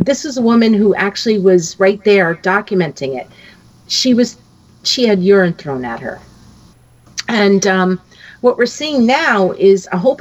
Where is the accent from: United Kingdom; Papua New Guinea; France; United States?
United States; the North, Northern United States; I'm a Yankee and I'm from the North